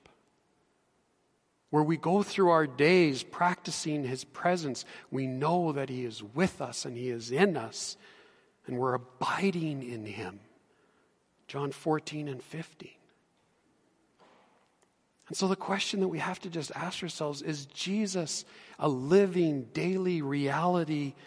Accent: Edmonton, Alberta, Canada; I grew up in Edmonton, and I know my way around the city quite well

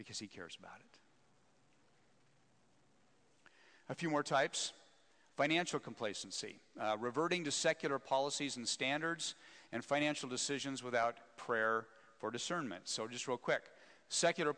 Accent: Wyoming, United States; also born or lived in Scotland / Philadelphia; now in Spokane, United States; I was born and raised in Wyoming

